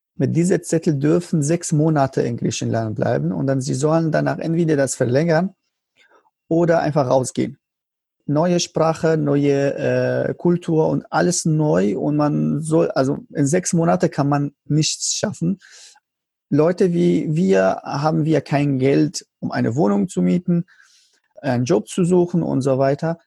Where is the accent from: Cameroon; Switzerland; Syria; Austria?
Syria; German is a second language; moved away as an adult; now in Germany; als ich so raus von Syrien war